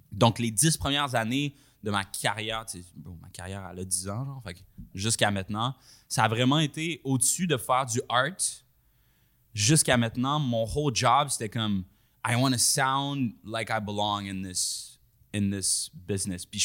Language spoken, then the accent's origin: French; Rwanda; now in Montreal, Canada; Fait quand je suis move de Rwanda à Montréal